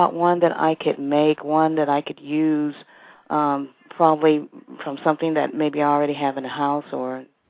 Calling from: Washington, District of Columbia, United States; I'm calling from Washington, D.C.

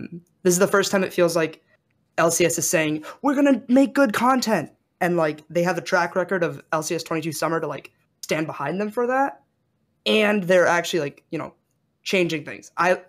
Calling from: Santa Monica, California, United States; LA, Santa Monica.

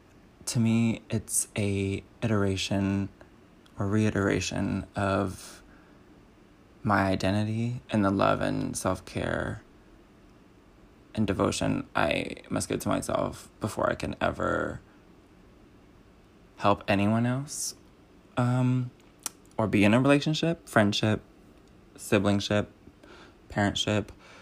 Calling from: Los Angeles, California, United States; I'm calling from Los Angeles, California

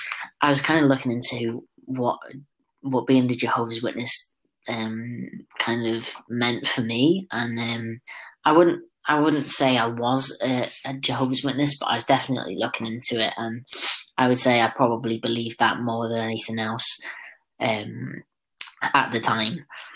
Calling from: Gwersyllt, Wales, United Kingdom; From my house in Gwersylt.

